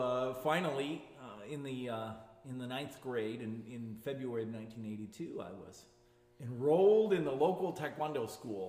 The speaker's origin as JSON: {"language": "English", "town": "Colorado Springs", "region": "Colorado", "country": "United States", "tie": "born or raised there", "moved": "yes"}